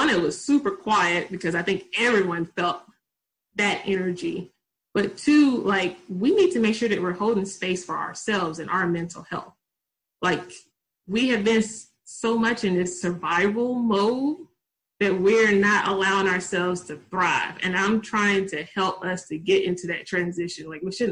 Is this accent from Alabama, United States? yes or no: no; Tennessee, United States; accent: country; I'm from Tennessee, I'm country